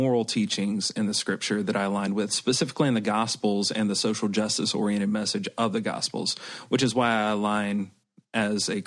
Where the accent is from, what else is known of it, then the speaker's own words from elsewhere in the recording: Bible Belt, the South, United States; moved away as an adult; now in Santa Cruz, United States; I grew up in the Bible Belt